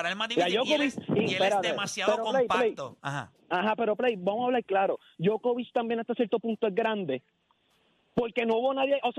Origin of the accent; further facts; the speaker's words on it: Puerto Rico; yo soy de PR, lo que pasa es que yo me pongo Nostradamus de Denver